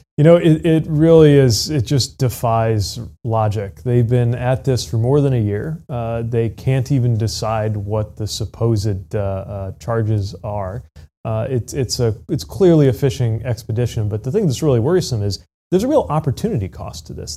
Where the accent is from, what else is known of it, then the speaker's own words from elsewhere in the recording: South Bend, Indiana, United States; my hometown of South Bend